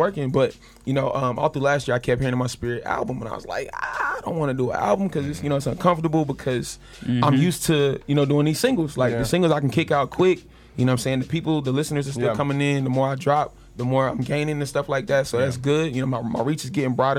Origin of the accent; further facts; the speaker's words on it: North Carolina, United States; I'm from North Carolina